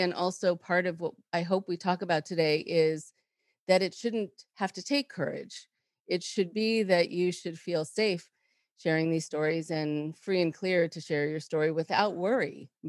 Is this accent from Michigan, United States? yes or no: no; Nashville, Tennessee, United States; now in Seattle, United States; I am originally from Nashville, Tennessee, and have lived in the Seattle area since 2010.